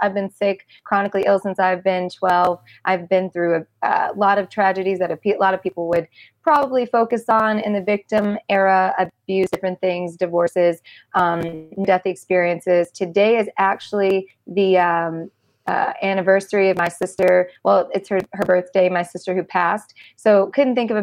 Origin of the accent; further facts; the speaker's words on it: United States; also born or lived in Mississippi / Arkansas; I grew up in Mississippi and Arkansas